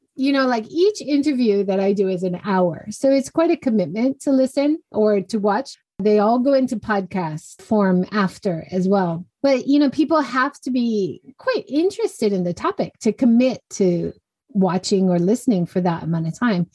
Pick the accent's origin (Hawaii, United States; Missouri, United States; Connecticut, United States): Hawaii, United States; moved away as an adult; also born or lived in California / Kyushu, Japan; now in Hiroshima, Japan; I grew up in Hawaii, went to university in California, came to Japan just after